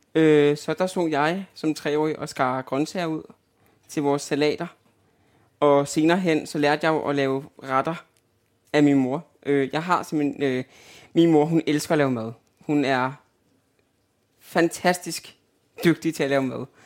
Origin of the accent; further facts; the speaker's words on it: Albertslund, Capital Region of Denmark, Denmark; moved away as an adult; also born or lived in Østerbro, Copenhagen; now in Copenhagen, Denmark; Oprindeligt er jeg fra Albertslund